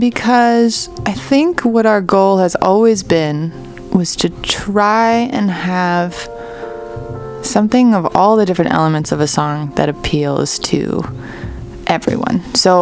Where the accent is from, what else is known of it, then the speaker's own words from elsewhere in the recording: Ontario, Canada; born there; I'd always wanted to go back to Toronto because I was born in Ontario.